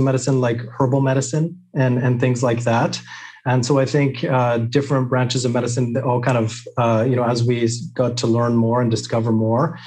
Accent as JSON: {"language": "English", "region": "British Columbia", "country": "Canada", "tie": "born or raised there", "said": "I was born and raised here in British Columbia, Canada"}